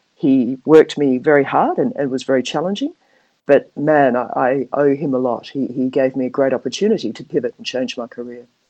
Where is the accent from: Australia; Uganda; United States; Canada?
Australia; Perth, Western Australia; accent: Australian; moved away as an adult; also born or lived in Manly, New South Wales; now in Hong Kong; I'm Australian, as you uh, probably can pick up by my accent. Um, I went to school and university in Perth in Western Australia